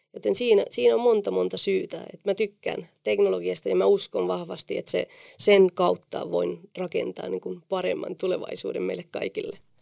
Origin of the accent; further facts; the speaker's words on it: Spain; Finnish is a second language; moved away as an adult; also born or lived in Oulu, Finland; now in Finland; minähän olin lapsena neljä vuotta Suomessa ja minulla oli mahtava kokemus täällä ja perheeni päätti muuttaa takaisin Espanjaan ja tietenkin mä olin silloin 14-vuotias